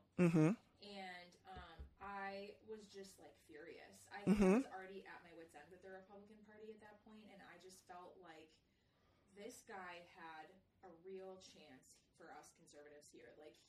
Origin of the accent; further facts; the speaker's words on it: Illinois, United States; I think I could help my home state